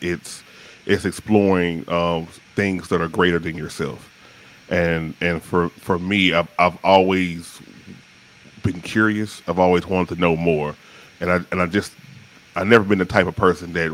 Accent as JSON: {"language": "English", "town": "Shreveport", "region": "Louisiana", "country": "United States", "also_born_or_lived": "Atlanta metro area", "moved": "yes", "lives_now": "Atlanta, United States", "said": "I'm originally from the medium-sized city, not the big city, the medium-sized city of Shreveport, Louisiana"}